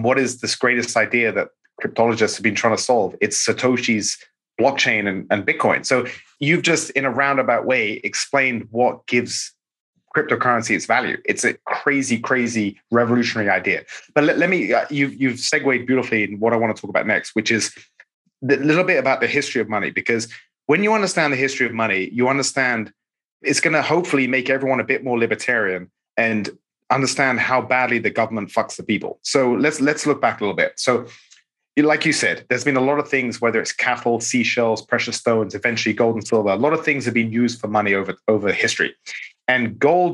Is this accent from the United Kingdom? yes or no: yes; England, United Kingdom; now in United States; I'm an immigrant from England